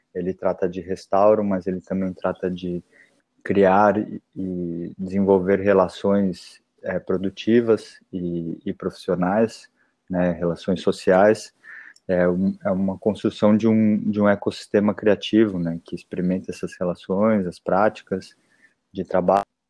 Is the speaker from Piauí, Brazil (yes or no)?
no; São Paulo, Brazil; now in Porto Alegre, Brazil; eu, eu sou paulistano, né? Nasci na cidade de São Paulo